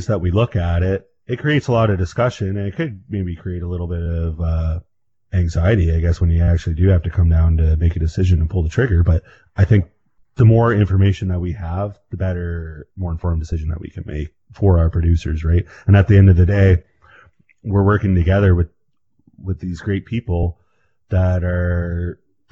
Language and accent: English; Canada; We're Canadian